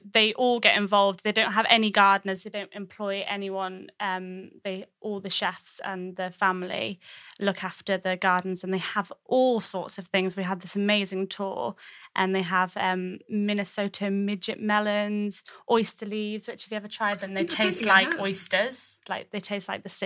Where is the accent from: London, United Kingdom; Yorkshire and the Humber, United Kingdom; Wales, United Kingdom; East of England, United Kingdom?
Yorkshire and the Humber, United Kingdom; moved away; I'm from Yorkshire originally